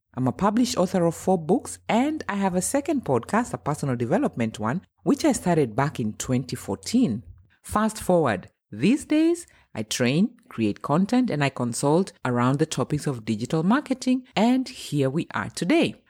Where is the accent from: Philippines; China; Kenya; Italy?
Kenya; now in Germany; I'm Kenyan and I'm based in Germany. I've been living here for almost twenty years.